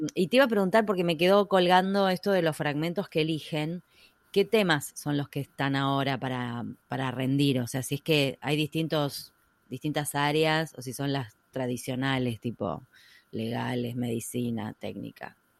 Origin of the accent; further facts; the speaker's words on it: Argentina; siendo argentina